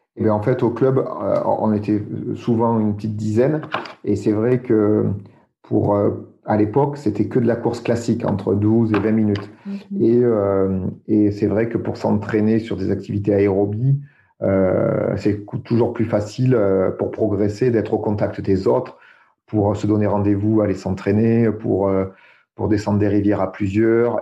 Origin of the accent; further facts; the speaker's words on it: Dordogne, Nouvelle-Aquitaine, France; je suis né en Dordogne